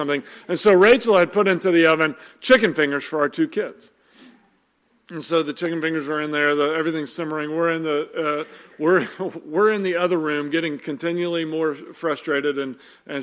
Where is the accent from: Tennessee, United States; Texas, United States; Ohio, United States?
Tennessee, United States; Nashville; moved away; we went home to Nashville to do Christmas with my family